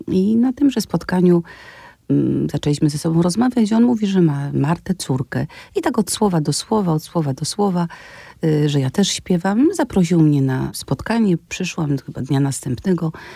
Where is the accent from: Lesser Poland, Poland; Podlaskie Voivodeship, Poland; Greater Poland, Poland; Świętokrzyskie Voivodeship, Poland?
Lesser Poland, Poland; Wadowice; moved away as an adult; also born or lived in Kraków; ja mieszkam w Wadowicach